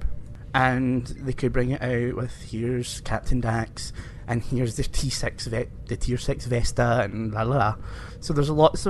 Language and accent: English; Scotland, United Kingdom; me being Scottish